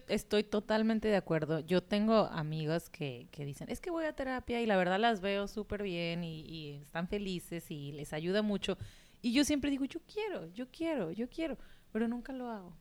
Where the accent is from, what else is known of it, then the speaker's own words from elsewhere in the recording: Mexico; de México